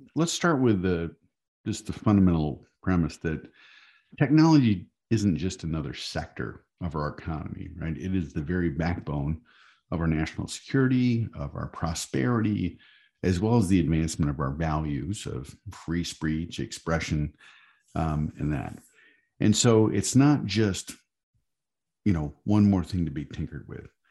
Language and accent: English; Michigan, United States; I'm from Michigan